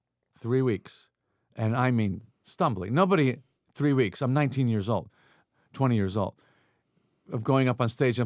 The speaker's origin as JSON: {"language": "English", "area": "Long Island", "region": "New York", "country": "United States", "tie": "born or raised there", "said": "growing up on Long Island"}